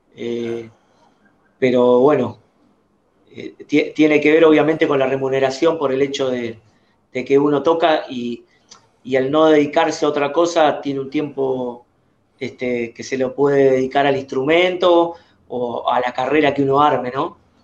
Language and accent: Spanish; Buenos Aires, Argentina; precisamente de, de, Capital Federal, de la ciudad de Buenos Aires